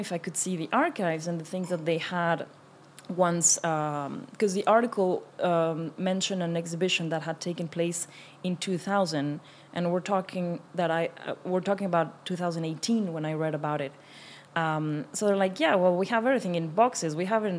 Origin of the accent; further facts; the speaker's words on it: Mexico; moved away as an adult; also born or lived in France; now in Paris, France; I'm French and Mexican. I grew up in Mexico and I came to France when I was 18